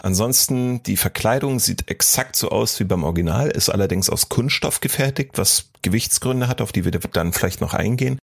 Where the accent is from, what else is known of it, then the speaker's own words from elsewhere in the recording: East Germany, Germany; hier bei uns im Osten der Republik